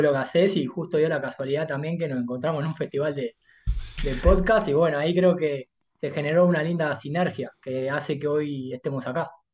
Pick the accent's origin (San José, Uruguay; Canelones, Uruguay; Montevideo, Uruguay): Montevideo, Uruguay; also born or lived in Durazno, Uruguay; soy de acá, de Montevideo. Si bien mi infancia la, digamos, la viví hasta los seis años en Durazno, soy acá.